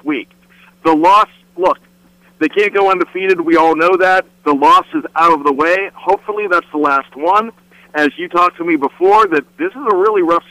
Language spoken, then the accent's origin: English; Western Pennsylvania, United States; growing up in Western Pennsylvania